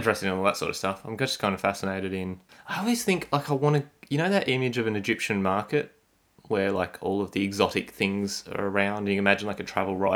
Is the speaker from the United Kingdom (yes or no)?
no; Australia; je suis Australian.